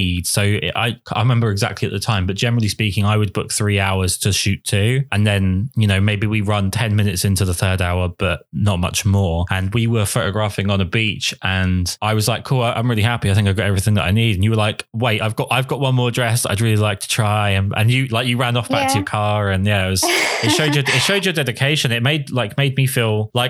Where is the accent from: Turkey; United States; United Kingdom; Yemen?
United Kingdom; England